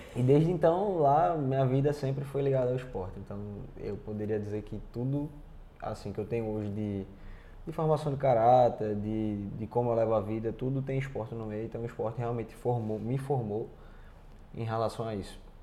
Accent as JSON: {"language": "Portuguese", "country": "Brazil", "moved": "as an adult", "said": "saí do Brasil sabendo falar português e um pouquinho de inglês"}